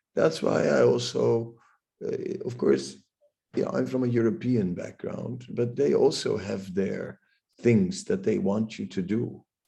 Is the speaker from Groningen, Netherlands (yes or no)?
no; Amsterdam, North Holland, Netherlands; moved away; I'm from Amsterdam